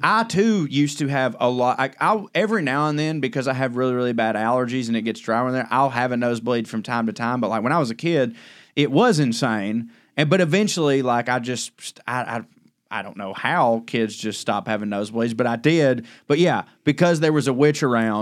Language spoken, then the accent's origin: English; the South, United States; as a Southern man, like, I pretty much didn't leave my hometown